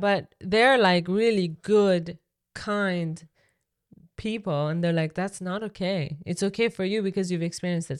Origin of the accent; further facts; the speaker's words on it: Iran; English is a second language; now in Canada; me growing up in Iran